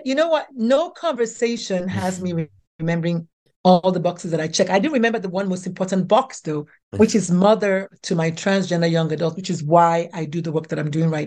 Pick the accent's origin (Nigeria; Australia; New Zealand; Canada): Nigeria; moved away as an adult; now in United States; I was born, bred, buttered, and slightly burned in Nigeria